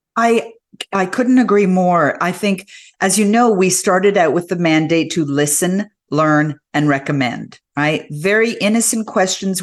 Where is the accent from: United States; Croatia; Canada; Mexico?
Canada; being a Canadian